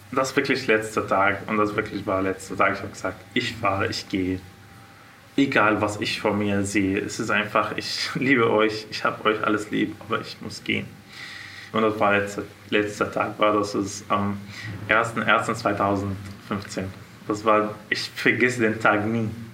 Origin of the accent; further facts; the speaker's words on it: Syria; German is a second language; moved away as an adult; now in Munich, Germany; Ich komme aus Syrien.